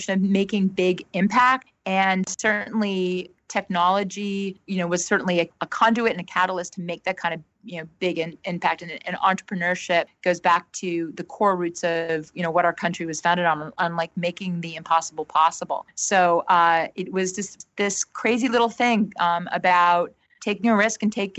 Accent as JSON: {"language": "English", "region": "Connecticut", "country": "United States", "tie": "born or raised there", "also_born_or_lived": "North Carolina", "moved": "as an adult", "lives_now": "New York City, United States", "said": "I'm Connecticut born and bred"}